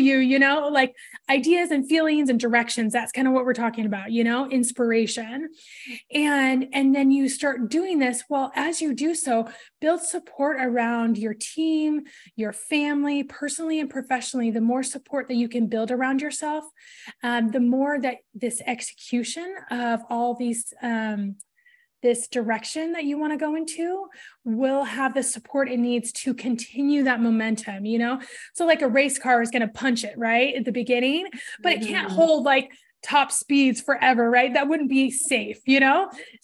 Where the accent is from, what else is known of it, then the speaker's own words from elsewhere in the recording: Portland, Oregon, United States; I grew up in Portland